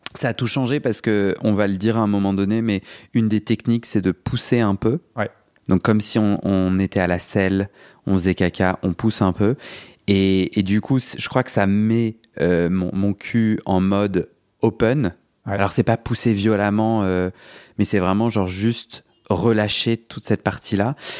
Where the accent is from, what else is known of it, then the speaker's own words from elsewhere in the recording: Paris, Île-de-France, France; je suis un Parisien.